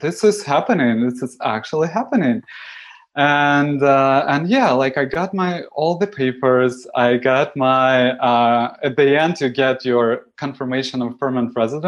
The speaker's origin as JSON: {"language": "English", "region": "Moscow", "country": "Russia", "second_language": "English", "moved": "as an adult", "lives_now": "Toronto, Canada", "said": "I come from Moscow"}